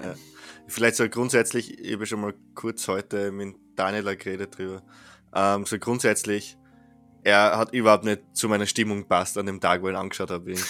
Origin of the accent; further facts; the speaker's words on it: Austria; bei uns in Österreich